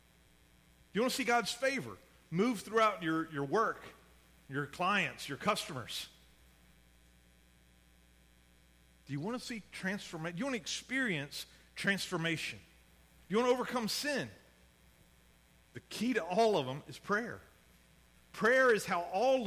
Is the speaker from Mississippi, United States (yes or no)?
yes; Mississippi, United States; I grew up in Mississippi, so we didn't have any pro sports